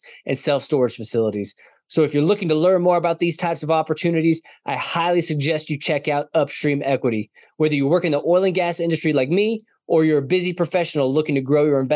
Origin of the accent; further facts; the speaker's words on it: Denver, Colorado, United States; in Colorado, the Denver area, which is my hometown